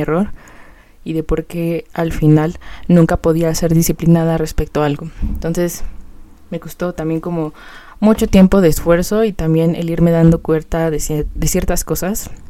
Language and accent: Spanish; Mexico City, Mexico; yo vivo en México, o sea, soy de la Ciudad de México